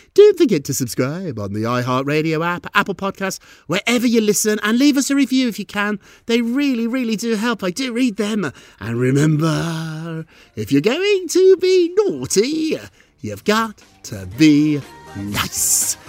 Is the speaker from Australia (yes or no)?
no; United Kingdom; moved away; when I was a little boy growing up in Britain